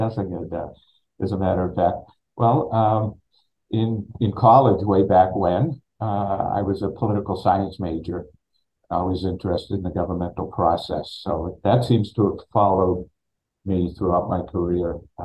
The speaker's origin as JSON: {"language": "English", "town": "Peabody", "region": "Massachusetts", "country": "United States", "moved": "as an adult", "lives_now": "Quincy, United States", "said": "I'm from Peabody"}